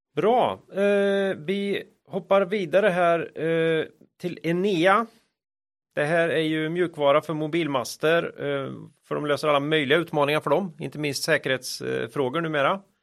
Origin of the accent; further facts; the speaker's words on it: Västergötland, Västra Götaland, Sweden; moved away; Jag är ju västgöte från början.